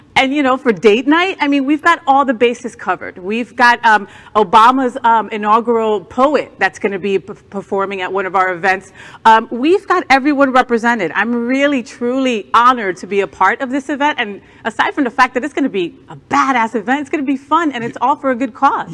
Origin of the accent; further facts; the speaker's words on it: New Jersey, United States; now in Florida, United States; I'm from New Jersey, the armpit of the United States, 20 minutes right from Manhattan